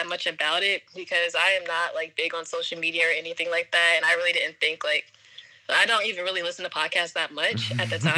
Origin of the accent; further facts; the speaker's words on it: Pennsylvania, United States; also born or lived in Virginia; I'm originally from Pennsylvania, which is where I am right now